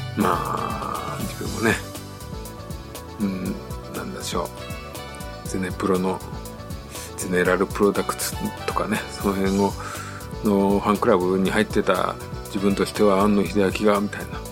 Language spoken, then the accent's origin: Japanese; Tokushima, Japan; 自分徳島県